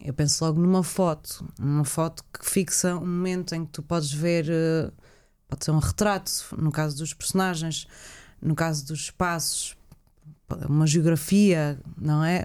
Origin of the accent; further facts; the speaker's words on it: Azores, Portugal; o facto de eu ter vindo para os Açores pequenina e, e não ter nascido cá